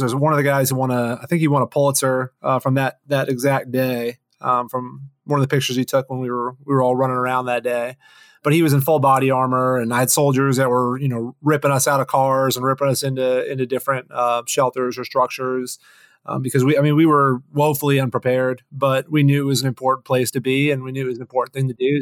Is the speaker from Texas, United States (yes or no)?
no; Florida, United States; moved away; also born or lived in Boston / Washington; I'm a Florida boy, actually. So spent, uh, first half of my life down there